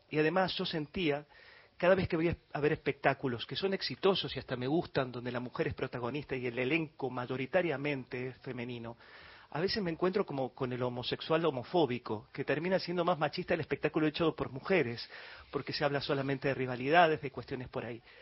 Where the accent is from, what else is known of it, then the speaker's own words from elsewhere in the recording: Galicia, Spain; Y no es por melancolía, que también como buen gallego lo soy